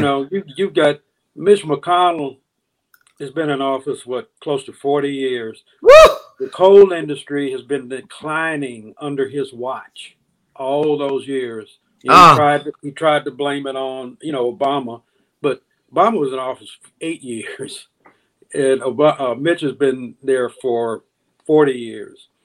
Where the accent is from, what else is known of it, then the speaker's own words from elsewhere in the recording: Deep South, United States; also born or lived in Jackson, Mississippi; growing up in the Deep South